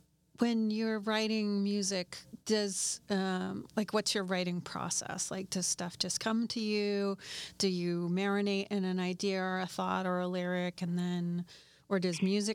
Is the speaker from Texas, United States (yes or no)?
no; outside of Boston, Massachusetts, United States; I grew up outside of Boston in the suburbs